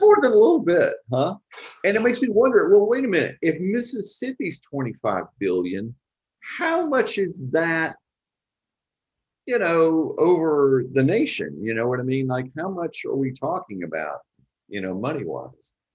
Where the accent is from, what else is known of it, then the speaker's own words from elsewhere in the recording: Texarkana, Texas, United States; I grew up in East Texas